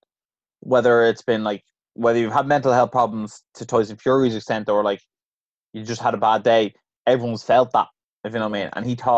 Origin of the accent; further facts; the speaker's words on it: Ireland; as an Irish person